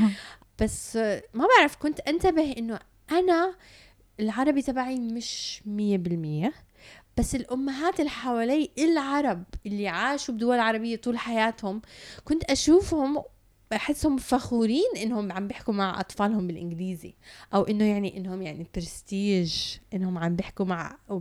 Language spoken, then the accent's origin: Arabic; Canada; now in United Arab Emirates; تربيت بكندا ولما رجعت على الإمارات